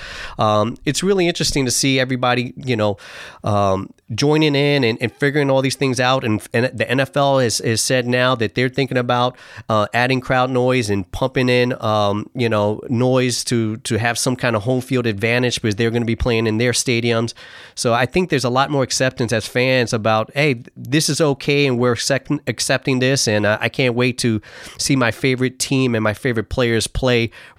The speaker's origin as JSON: {"language": "English", "region": "New York", "country": "United States", "moved": "yes", "lives_now": "Seattle, United States", "said": "I'm from New York"}